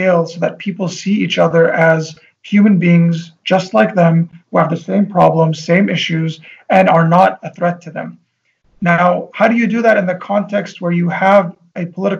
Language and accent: English; Tripoli, North Governorate, Lebanon; I know people that I grew up with in Tripoli